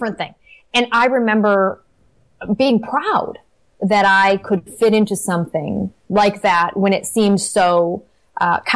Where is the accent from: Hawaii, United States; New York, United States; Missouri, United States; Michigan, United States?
Michigan, United States; Detroit; I lived in Detroit. I grew up in Detroit